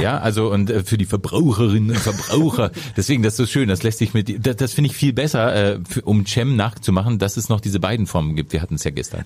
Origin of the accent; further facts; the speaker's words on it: Lower Saxony, Germany; ich komme aus Niedersachsen